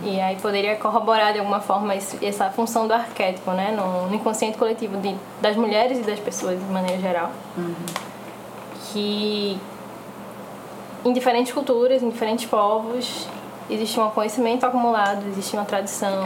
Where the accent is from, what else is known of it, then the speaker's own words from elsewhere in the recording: Recife, Pernambuco, Brazil; sou aqui de Recife também